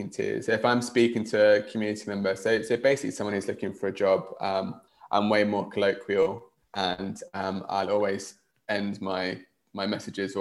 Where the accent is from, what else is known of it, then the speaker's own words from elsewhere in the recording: England, United Kingdom; accent: southern UK; first language English; now in Finland; My accent is from the south of the UK